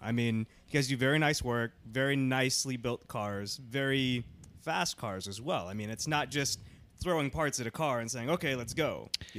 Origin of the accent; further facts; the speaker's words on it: Houston, Texas, United States; now in Atlanta, United States; Well, I mean, I grew up in Houston.